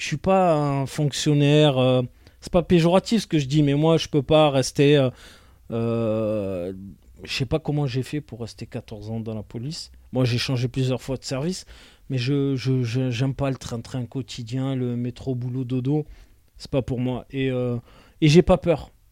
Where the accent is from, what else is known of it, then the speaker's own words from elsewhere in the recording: Marseille, Provence-Alpes-Côte d'Azur, France; je suis né en 1980 à Marseille